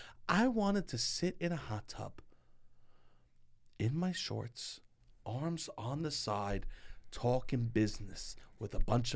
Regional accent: New York, United States; As a New Yorker, it's hard to tell.

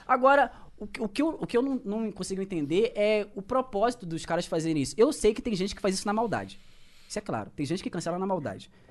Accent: Baixada Fluminense, Rio de Janeiro, Brazil; accent: carioca; eu sou da Baixada Fluminense

